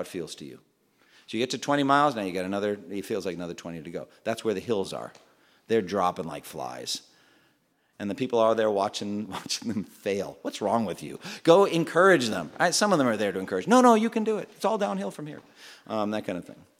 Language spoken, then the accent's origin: English; Framingham, Massachusetts, United States; moved away; my hometown when I was growing up, Framingham, Massachusetts